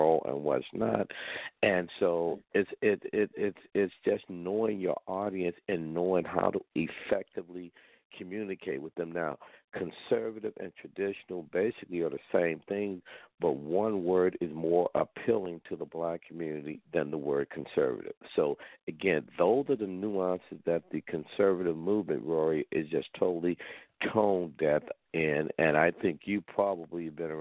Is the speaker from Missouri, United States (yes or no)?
yes; St. Louis, Missouri, United States; moved away as an adult; now in Washington, D.C., United States; the way I grew up back in St. Louis.